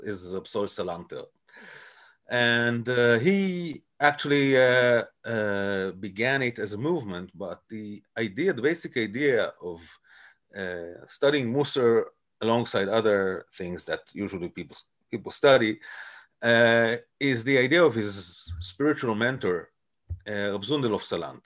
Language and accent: English; Bnei Brak, Tel Aviv District, Israel; So I was born in Tel Aviv, but when I was a baby, I grew up in Bnei Brak since the age of three